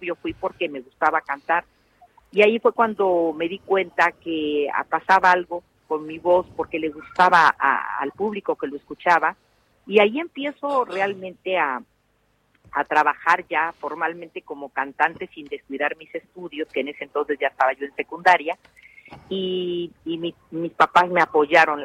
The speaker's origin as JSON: {"language": "Spanish", "country": "Mexico", "said": "como mexicana orgullosa de serlo"}